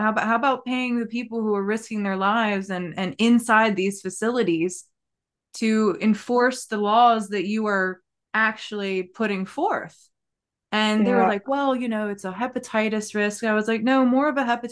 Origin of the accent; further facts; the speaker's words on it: Maryland, United States; I'm from Maryland.